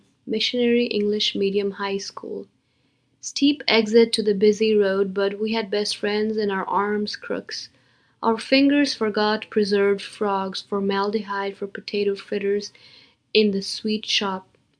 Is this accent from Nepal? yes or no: yes; Kathmandu, Bagmati, Nepal; moved away as an adult; now in United States; I'm from Kathmandu, Nepal. I arrived in America in 2001